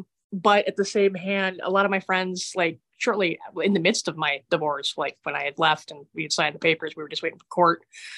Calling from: Heath, Massachusetts, United States; I am calling from Heath, Massachusetts.

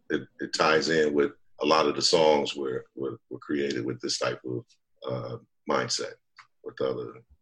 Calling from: Chino Hills, California, United States; I'm in Chino Hills, California.

